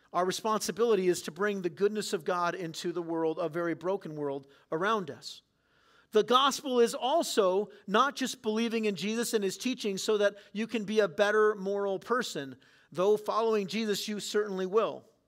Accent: San Diego, California, United States; I grew up in San Diego.

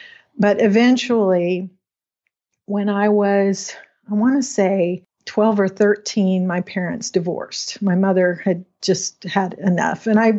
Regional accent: Washington, United States; also born or lived in Pacific Northwest; I grew up in Western Washington, kind of all over the Pacific Northwest.

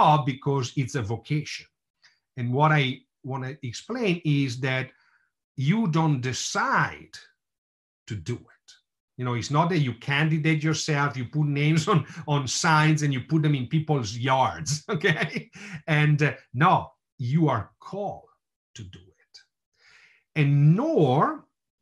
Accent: Bergamo, Lombardy, Italy; moved away; I was born and raised in Bergamo

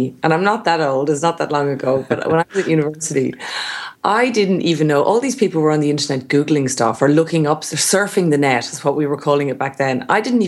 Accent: Portarlington, Leinster, Ireland; moved away as an adult; now in Australia; I was born in a town called Port Arlington in County Laois in Ireland.

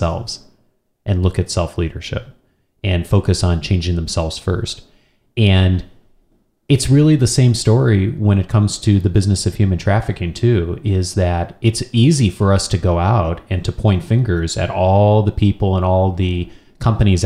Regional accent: United States; as an American

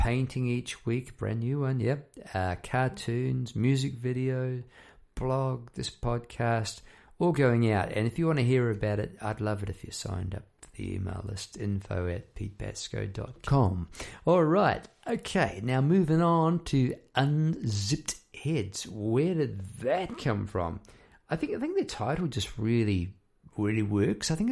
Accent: New Zealand; moved away as an adult; now in Melbourne, Australia; I talk like that because I'm an ex-Kiwi, ex-New Zealander. Come over here about 20 odd years ago

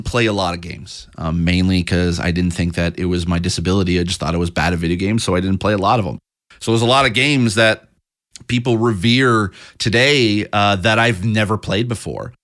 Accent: St. Catharines, Ontario, Canada; now in Toronto, Canada; I grew up in the Niagara area of Ontario, basically in a town called St. Catharines.

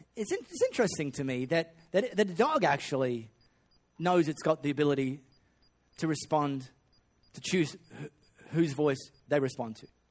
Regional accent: Perth, Western Australia, Australia; I grew up in High Wycombe. Uh, I went to high school in Les Murdy

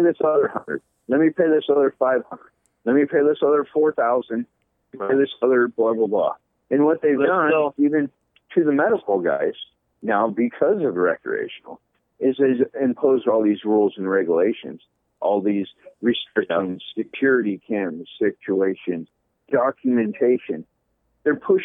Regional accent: Clearlake, California, United States; moved away as an adult; now in Oregon, United States; I grew up in Northern California all my life in a little town called Clear Lake, a few hours from Humboldt

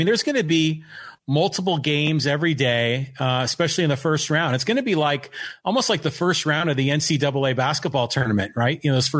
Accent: San Francisco, California, United States; now in Poway, United States; I was born in San Francisco, raised a Giants fan.

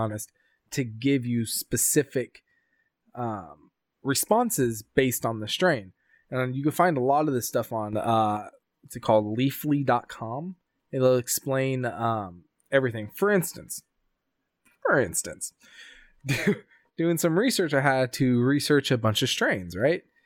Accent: Sacramento, California, United States; my hometown in California, Sacramento.

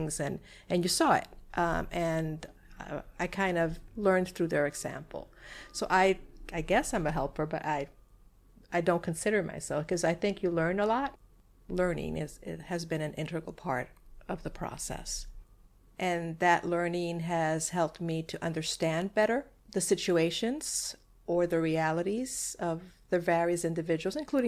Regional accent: Puerto Rico; first language Spanish; English is a second language; moved away as an adult; now in Bloomington, United States; I was brought up in Puerto Rico

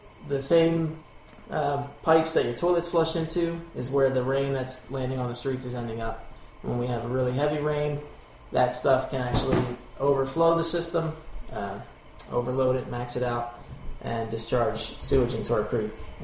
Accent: Philadelphia, Pennsylvania, United States; As a kid, I grew up in Olney, or Olney as it's properly pronounced by locals

